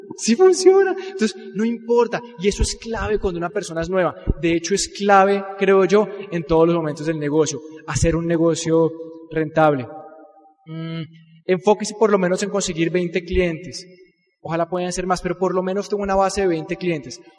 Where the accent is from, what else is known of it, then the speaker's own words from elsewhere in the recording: Colombia; Así somos los colombianos